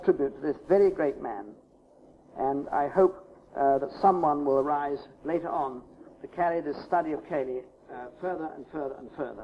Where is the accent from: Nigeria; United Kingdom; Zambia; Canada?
United Kingdom; England; as an Englishman